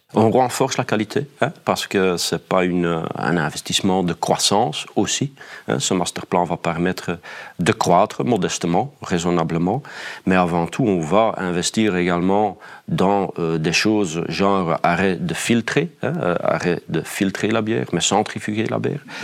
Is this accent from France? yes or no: no; Flanders, Belgium; accent: Flemish; je n'ai euh, pas de difficulté de travailler en tant que flamand en Wallonie